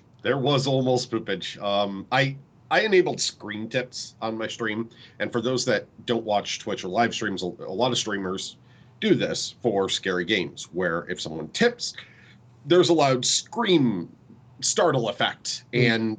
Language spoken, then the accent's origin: English; United Kingdom; I am British.